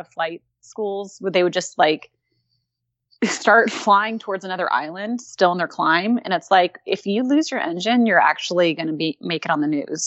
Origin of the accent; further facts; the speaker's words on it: Southern California, United States; moved away as an adult; also born or lived in Hawaii; now in Louisville, Kentucky, United States; I'm originally from Southern California